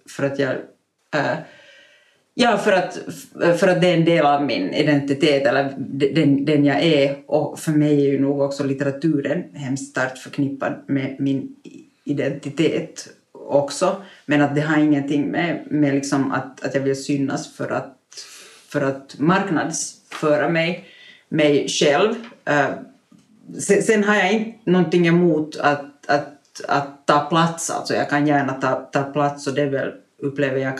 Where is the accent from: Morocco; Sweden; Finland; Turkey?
Finland; som finlandssvensk i minoritet